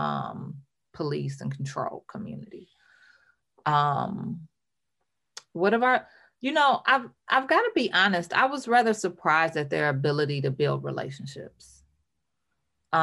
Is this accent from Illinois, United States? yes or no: no; Ecorse, Michigan, United States; I grew up in Ecorse